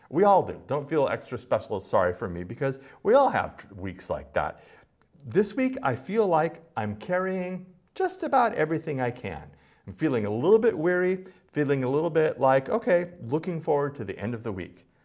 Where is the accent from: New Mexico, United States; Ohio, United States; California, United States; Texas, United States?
California, United States; Los Angeles; Because I'm from Los Angeles and most agricultural metaphors are a stretch for me.